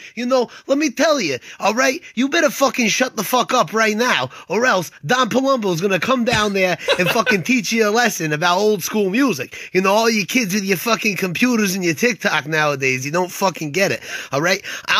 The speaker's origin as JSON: {"language": "English", "town": "Waterbury", "region": "Connecticut", "country": "United States", "tie": "born or raised there", "said": "I don't know if you realized, but I'm fucking Italian. Although I grew up in Waterbury, I'm off the boat, as they say."}